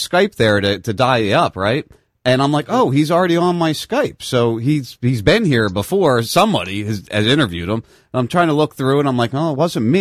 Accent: New Jersey, United States; I grew up in South Jersey

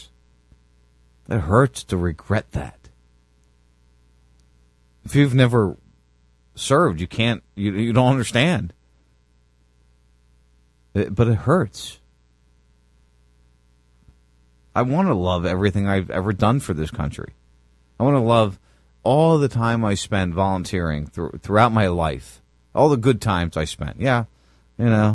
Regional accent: United States; now in Florida, United States; this country, this nation that I defended, that I grew up

